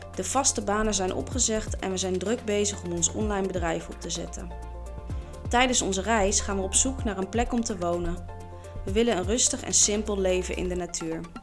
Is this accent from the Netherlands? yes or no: yes; The Hague, South Holland, Netherlands; Ik kom oorspronkelijk uit Den Haag.